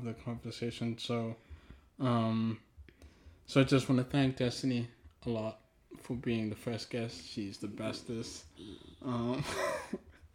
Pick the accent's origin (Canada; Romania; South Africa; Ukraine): South Africa; first language Twi; English is a second language; moved away; also born or lived in Ghana; I grew up in South Africa